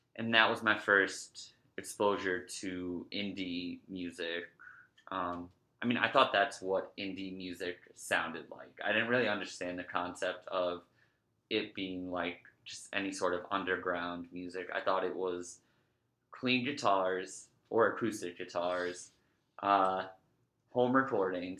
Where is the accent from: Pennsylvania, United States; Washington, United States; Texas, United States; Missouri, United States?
Pennsylvania, United States; Scranton; I'm from Scranton